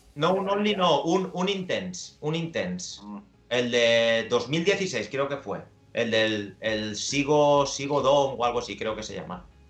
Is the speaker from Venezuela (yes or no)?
no; Valencian Community, Spain; soy de, Valencia, de hecho me crié en, un pequeño pueblo que se llama Musajes